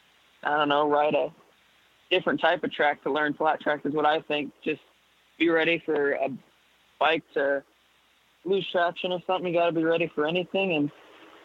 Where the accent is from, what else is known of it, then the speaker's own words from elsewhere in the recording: Washington, United States; also born or lived in Spokane, Washington; I was born in Spokane, Washington, born and raised in Michael, Washington, about 15 miles south down the road.